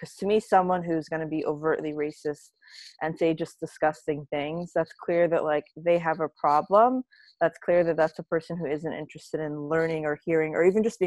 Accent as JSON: {"language": "English", "region": "South Florida", "country": "United States", "tie": "born or raised there", "said": "I grew up here in South Florida"}